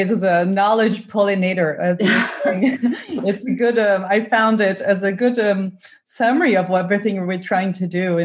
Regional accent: Brazil; now in Germany; I'm from Brazil.

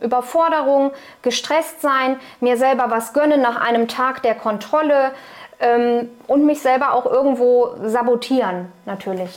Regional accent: Cologne, North Rhine-Westphalia, Germany; ich bin Kölnerin

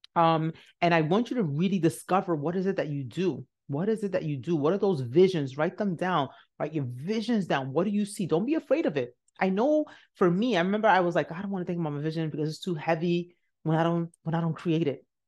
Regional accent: Nigeria; I'm Nigerian. So one thing we do know is hard work

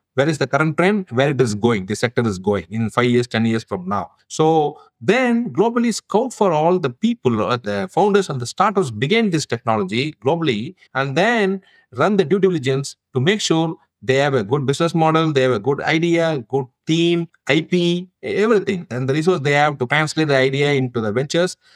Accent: India; now in United States; I originally come from India. Now I am a US citizen, but originally my home country is India.

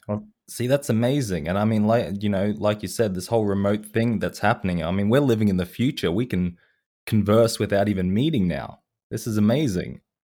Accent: Australia; I am an Australian person

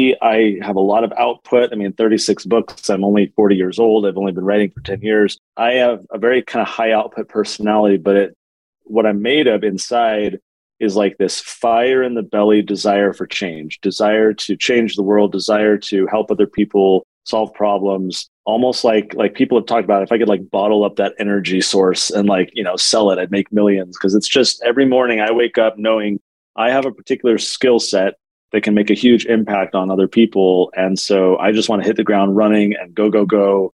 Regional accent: San Diego, California, United States; now in Utah, United States; I live in Utah now. I'm from San Diego

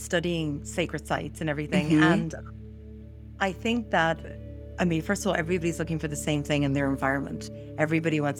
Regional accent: Ireland; moved away; also born or lived in San Diego, California, United States; I was born and raised in Ireland, lived almost 20 years in San Diego, and now I'm back home.

